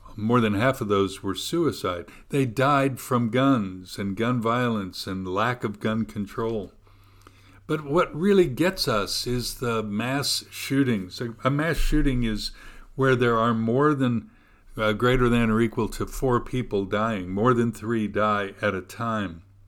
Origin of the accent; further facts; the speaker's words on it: United States; as an American